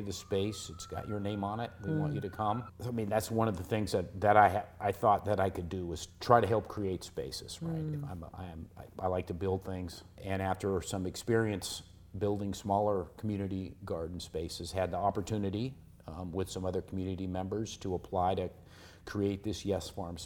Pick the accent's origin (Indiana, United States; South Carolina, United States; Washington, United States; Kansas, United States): Washington, United States; Seattle; I grew up in Seattle